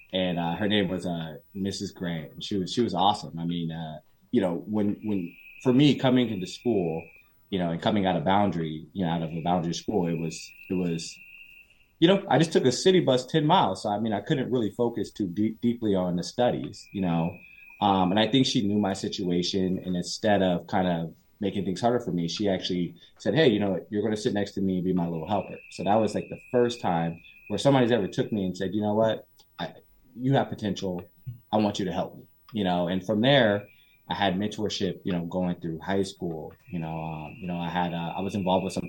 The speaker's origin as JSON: {"language": "English", "town": "Phoenix", "region": "Arizona", "country": "United States", "tie": "born or raised there", "moved": "yes", "lives_now": "Southern California, United States", "said": "I grew up in South Phoenix area"}